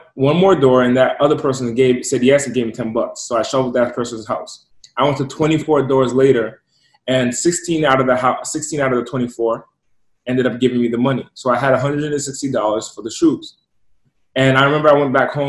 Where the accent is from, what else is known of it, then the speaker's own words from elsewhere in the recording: East Coast, United States; moved away; So I'm originally from the East Coast, and I'm from an impoverished area